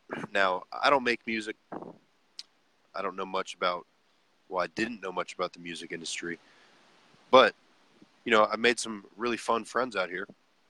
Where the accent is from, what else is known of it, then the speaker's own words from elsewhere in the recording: Charlotte, North Carolina, United States; moved away as an adult; also born or lived in Detroit, Michigan / Boone, North Carolina; now in Nashville, United States; I was born in Detroit, Michigan. I grew up in Charlotte. Lived in Boone for the past 4 years. Went to App State.